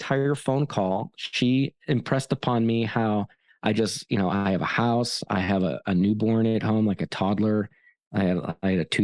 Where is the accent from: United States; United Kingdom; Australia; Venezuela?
United States; East Coast; moved away as an adult; now in Colorado, United States; I come from the East Coast, the Beast Coast, where ultra running is meant to be hard